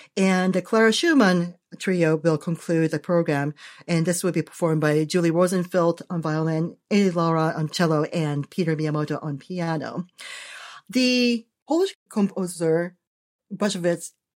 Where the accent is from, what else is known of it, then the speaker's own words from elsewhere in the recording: Japan; moved away; I was born in Japan